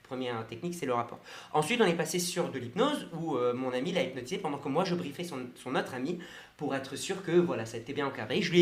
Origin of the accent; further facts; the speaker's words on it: Japan; born there; Je suis né au Japon.